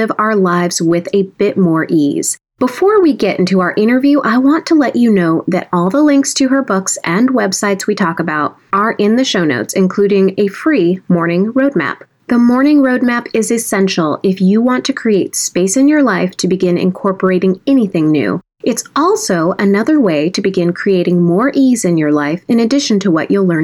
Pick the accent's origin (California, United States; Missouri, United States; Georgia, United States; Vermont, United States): California, United States; Southern; Southern California, and I'm a Southern California girl too